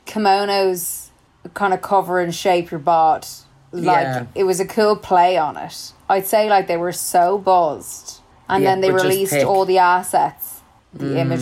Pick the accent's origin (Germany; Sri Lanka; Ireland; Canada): Ireland; if we're Irish, we're not as exposed to stuff growing up.